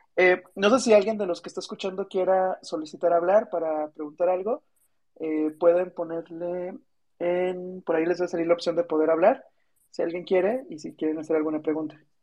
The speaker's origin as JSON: {"language": "Spanish", "town": "Celaya", "region": "Guanajuato", "country": "Mexico", "also_born_or_lived": "Querétaro / Mexico City", "moved": "yes", "said": "Yo soy de Celaya, Guanajuato"}